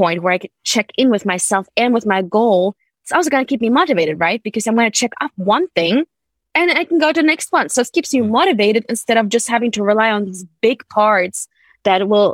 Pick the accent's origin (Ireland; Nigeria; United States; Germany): Germany; moved away; also born or lived in United Kingdom; I grew up in Germany